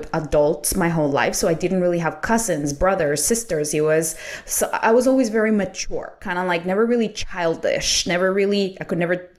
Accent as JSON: {"language": "English", "country": "Colombia", "second_language": "English", "moved": "yes", "lives_now": "United States", "said": "I come from South America, so I'm Colombian"}